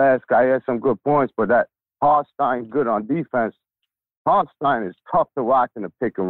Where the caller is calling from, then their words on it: Florida, United States; This is … from Florida.